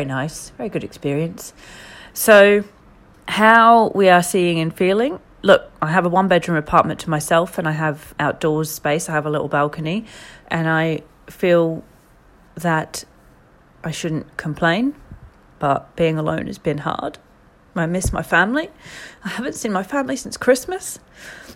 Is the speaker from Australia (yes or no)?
yes; Australia; moved away as an adult; now in London, United Kingdom; I am an Australian woman in London.